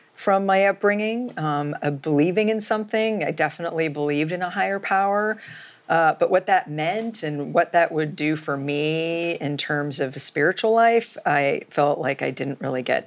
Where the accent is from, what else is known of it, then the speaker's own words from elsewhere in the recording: Palo Alto, California, United States; I was born and raised in Palo Alto, California.